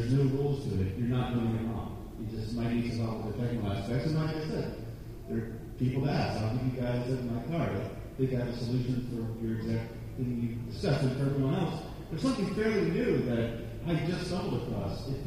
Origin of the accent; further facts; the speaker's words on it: Pennsylvania, United States; moved away; I grew up in Pennsylvania.